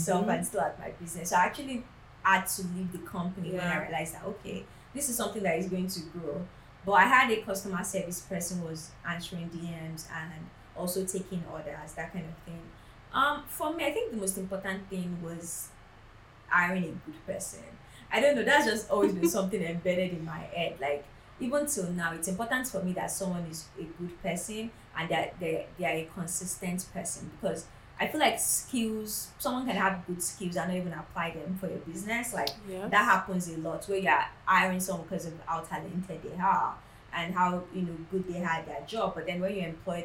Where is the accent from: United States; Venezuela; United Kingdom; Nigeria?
Nigeria; growing up in Nigeria